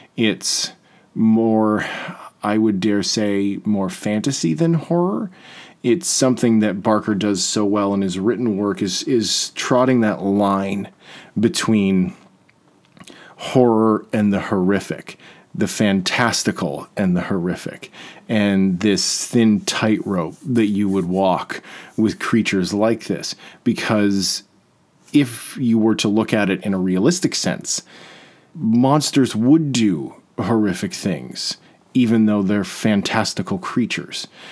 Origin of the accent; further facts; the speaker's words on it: Peterborough, Ontario, Canada; also born or lived in Toronto; now in Peterborough, Canada; I'm from Peterborough